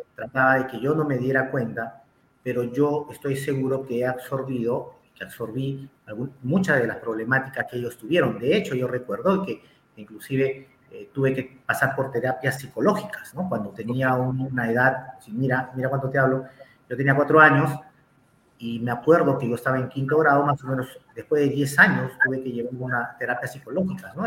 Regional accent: Lima, Peru; soy natural de Lima, eh, exactamente nací en Perú

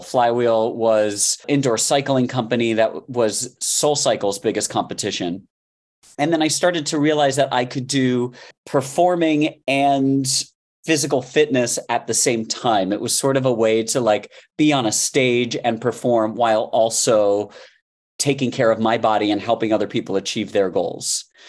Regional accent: Miami, Florida, United States; I grew up in Miami

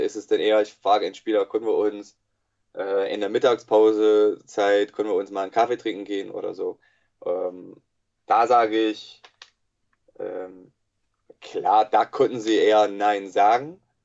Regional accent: United States; German is a second language; moved away as an adult; also born or lived in Bonn / Cologne / Berlin / Leipzig; now in Jena, Germany; ich wurde eigentlich in den USA geboren und äh, erzogen worden. Ähm, bis 22. Bin dann halt nach Deutschland gekommen vor äh, elf Jahren.

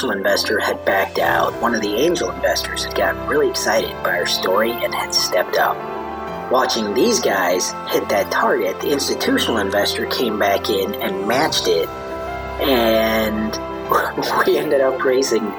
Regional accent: Chicago, Illinois, United States; moved away as an adult; also born or lived in India; now in Austin, United States; moved to Chicago when I was 3

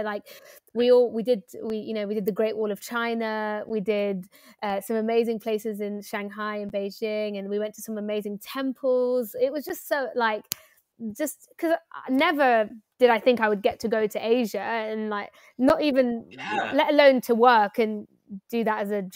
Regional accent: London, United Kingdom; I'm a Londoner, like born and raised, and I went to school in London

